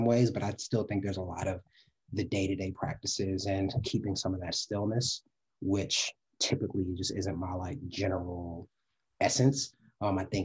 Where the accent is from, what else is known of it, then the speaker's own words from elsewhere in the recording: New York, United States; moved away as an adult; now in Los Angeles, United States; Grew up in Harlem, but moved around too a little bit